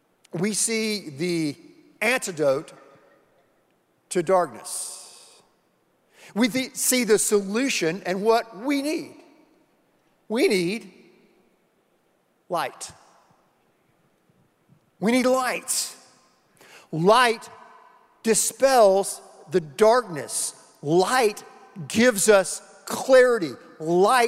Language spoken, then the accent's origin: English; the Carolinas, United States; When I was a little boy growing up in the Carolinas